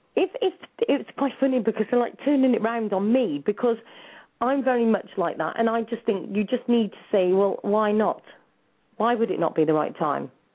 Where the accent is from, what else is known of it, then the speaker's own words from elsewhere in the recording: England, United Kingdom; moved away as an adult; also born or lived in New Zealand; I'm from England